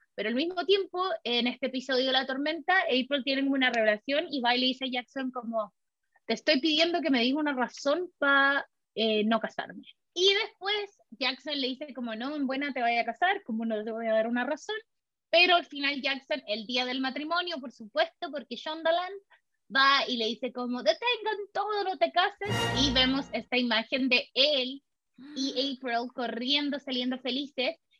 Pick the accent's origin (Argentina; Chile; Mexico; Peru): Chile; moved away as an adult; now in California, United States; yo dejé todo atrás en mi país